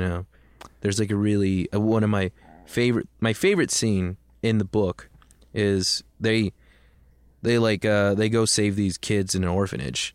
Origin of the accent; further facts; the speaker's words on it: Tucson, Arizona, United States; we're, we're from Tucson